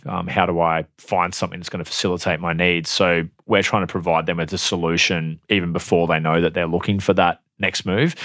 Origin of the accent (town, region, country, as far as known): Airlie Beach, Queensland, Australia; born or raised there; also born or lived in Tamworth, New South Wales; now in Brisbane, Australia